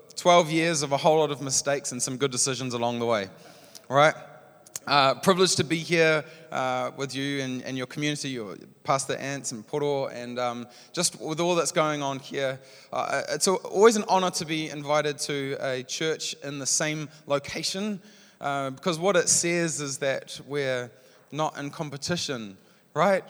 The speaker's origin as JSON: {"language": "English", "country": "New Zealand"}